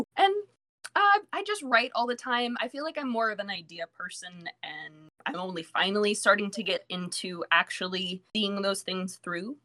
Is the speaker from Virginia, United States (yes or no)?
yes; Virginia Beach, Virginia, United States; also born or lived in New York; I have lived in Virginia Beach for the majority of my life